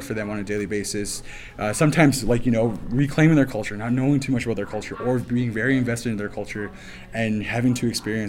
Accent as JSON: {"language": "English", "area": "Piikani Nation and Siksika Nation, Treaty 7", "region": "Alberta", "country": "Canada", "said": "I come from the Blackfoot people. Specifically, I come from the Yamaskapi Piikani Nation and the Siksika Nation here in Treaty 7."}